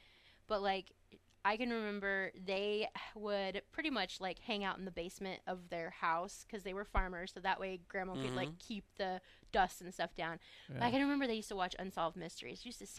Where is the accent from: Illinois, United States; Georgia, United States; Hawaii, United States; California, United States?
Illinois, United States; I grew up in Illinois.